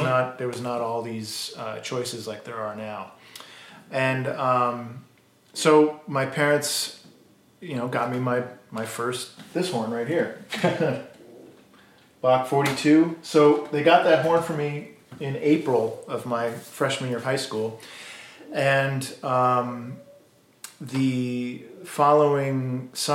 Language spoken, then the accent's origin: English; South Windsor, Connecticut, United States; moved away; also born or lived in Pittsburgh; I grew up in a little town outside of Hartford, Connecticut, South Windsor, Connecticut.